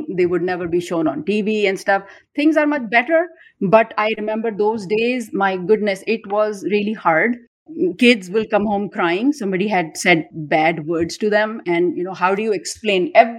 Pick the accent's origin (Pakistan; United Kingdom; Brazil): Pakistan; Karachi, Sindh; moved away as an adult; now in North Texas, United States; I have been born and raised in Pakistan, Karachi. Karachi is the biggest city in the country. And over there, I am blessed with multi-ethnic background, multilingual heritage